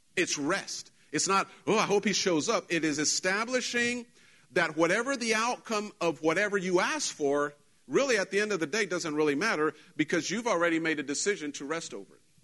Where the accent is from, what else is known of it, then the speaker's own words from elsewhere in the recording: Mexico; moved away; I wasn't raised in Texas, I was raised in Mexico, and Mexico has a different culture, even though we're Mexicans